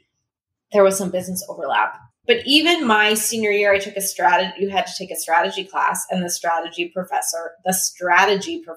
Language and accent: English; Washington, United States; born or raised there